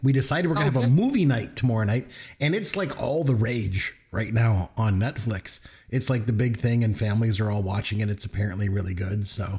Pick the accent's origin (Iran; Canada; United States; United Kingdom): Canada; they both take French in school, you know, because we're Canadian